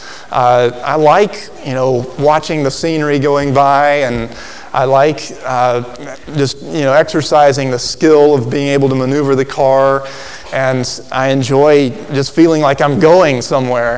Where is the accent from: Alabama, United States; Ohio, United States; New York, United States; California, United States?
Alabama, United States; as a child growing up in Alabama